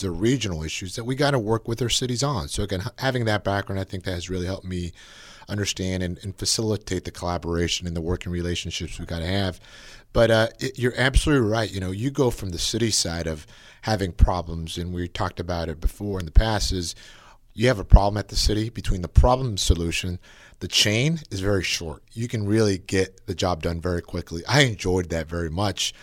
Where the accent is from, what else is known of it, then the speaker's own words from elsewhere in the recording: Napa, California, United States; being born and raised in Napa